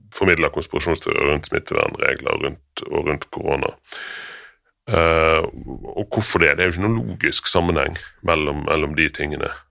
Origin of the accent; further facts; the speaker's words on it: Norway; Vi som nordmenn